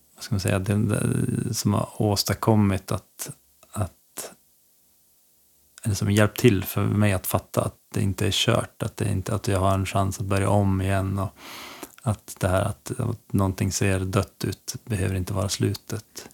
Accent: Skellefteå, Västerbotten County, Sweden; now in Örnsköldsvik, Sweden; jag är från Skellefteå egentligen. Ehm, uppvuxen där mina första år

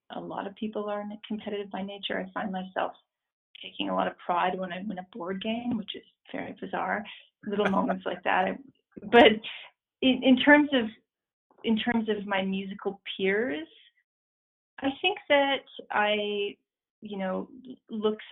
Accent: Ontario, Canada; I grew up in Ontario, in a small town just outside of Toronto.

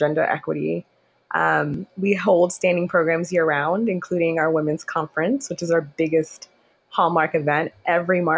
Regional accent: Houston, Texas, United States; moved away as an adult; also born or lived in Nigeria / Sugar Land, Texas; now in New York City, United States; I was born in Nigeria. I call Houston home because I was raised in Houston, spent most of my childhood there.

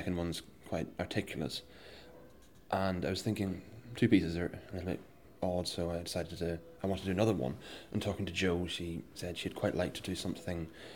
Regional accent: Northern Ireland, United Kingdom; now in Glasgow, United Kingdom; I'm originally from Northern Ireland, but currently based in Glasgow

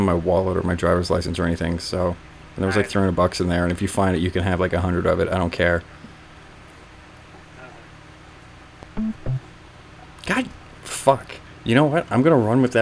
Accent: Canada; I'm Canadian

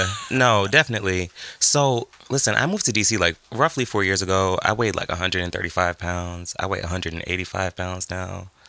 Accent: New England, United States; I'm from the Northeast. I'm from New England.

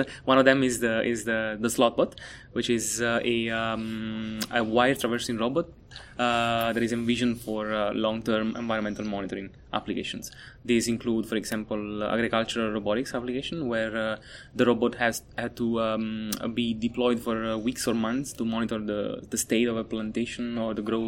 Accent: Italy; moved away as an adult; also born or lived in Naples, Italy / Germany; now in Atlanta, United States; I'm from Italy. I studied my undergrad and master's in Napoli, Italy

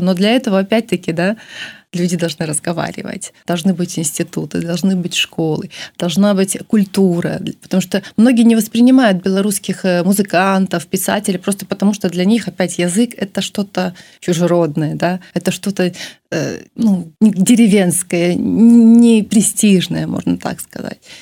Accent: Belarus; Я всегда говорила, что я из Беларуси. Э, у меня было четкое представление, что это моя родина, моя страна.

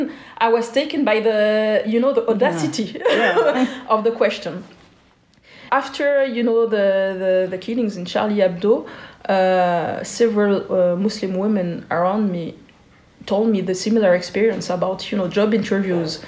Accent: Geneva, Switzerland; growing up in Switzerland, being born in the 80s

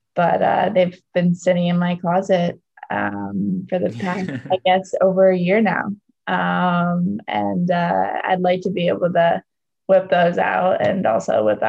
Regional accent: Scarborough, Maine, United States; But I guess since we were talking so much about Maine, I'll just say it is Scarborough, Maine as my hometown.

